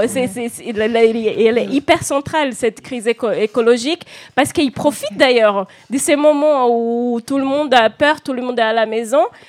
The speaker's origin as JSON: {"language": "French", "country": "Brazil", "moved": "yes", "lives_now": "France", "said": "surtout nous qui sommes pas au Brésil"}